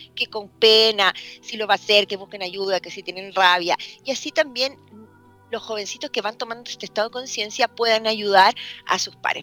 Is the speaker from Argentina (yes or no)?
no; Chile; soy chilena